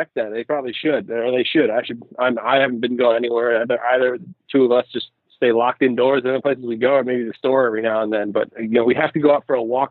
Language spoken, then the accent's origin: English; Vermont, United States; moved away as an adult; also born or lived in Oregon; now in Portland, United States; I'm from Vermont originally. So I came out here to go to the U of O and stuck around